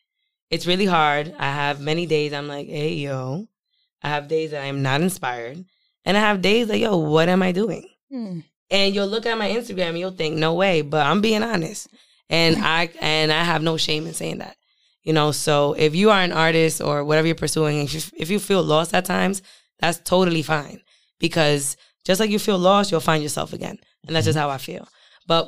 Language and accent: English; Providence, Rhode Island, United States; moved away as an adult; also born or lived in New York; now in Providence, United States; I was born on the south side of Providence